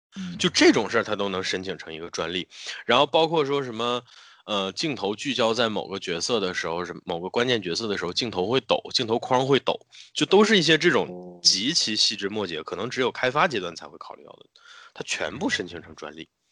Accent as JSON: {"language": "Chinese", "country": "China", "said": "我们中国人自己的元素"}